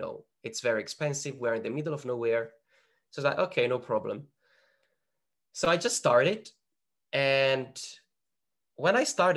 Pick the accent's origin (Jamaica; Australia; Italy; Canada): Italy; northern Italy; moved away; the place that I was born in Northern Italy